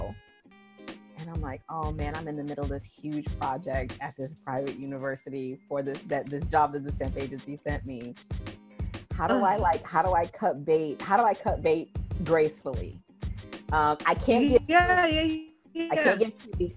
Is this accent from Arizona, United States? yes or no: yes; Arizona, United States; moved away as an adult; also born or lived in Chicago, Illinois / Atlanta, Georgia / Brazil; But I was born in Chicago, grew up in Arizona, and moved to Atlanta, Georgia, not too long after high school.